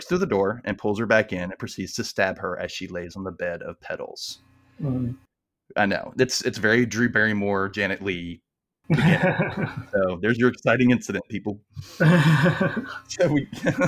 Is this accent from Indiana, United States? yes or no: no; Mississippi, United States; accent: Southern; I know I don't have as thick of an accent as most Mississippians do, but I am from Mississippi, born and raised.